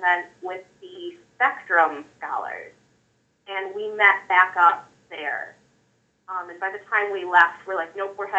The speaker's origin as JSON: {"language": "English", "region": "Michigan", "country": "United States", "said": "I'm from Michigan."}